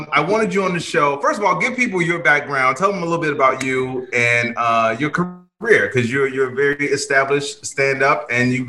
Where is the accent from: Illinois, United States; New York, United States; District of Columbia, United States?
Illinois, United States; Chicago; Chicago, South Side